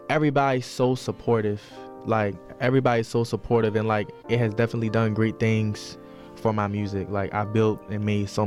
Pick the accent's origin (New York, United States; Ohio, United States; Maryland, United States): Maryland, United States; Baltimore; moved away; growing up in Baltimore, for real. I mean, it was good. It was a good experience for me. Like that's where like all my family is from.